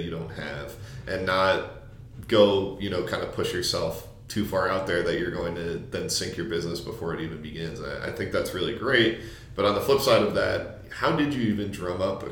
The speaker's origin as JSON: {"language": "English", "region": "New Jersey", "country": "United States", "moved": "as an adult", "lives_now": "Fort Worth, United States", "said": "I'm from New Jersey"}